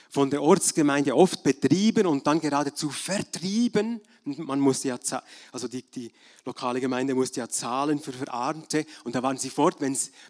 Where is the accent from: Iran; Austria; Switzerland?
Switzerland; Bern; now in Germany; Als Berner Oberländer habe ich mich ab und zu geärgert über deutsche Touristen, Feriengäste, die direkten Mentalität, am Skilift oder in der Metzgerei oder wenn sie nicht rückwärts fahren wollten, da zwischen Frutigen und Elsigbach, wenn es schmal war.